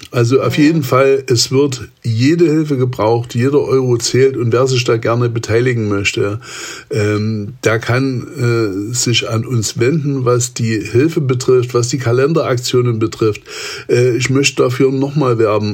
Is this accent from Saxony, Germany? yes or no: yes; Saxony, Germany; komme ich ja ursprünglich aus Sachsen